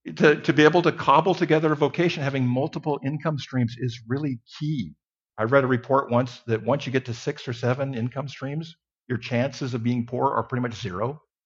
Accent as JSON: {"language": "English", "region": "Mountain West", "country": "United States", "tie": "born or raised there", "moved": "yes", "said": "I grew up in a little town in the Mountain West"}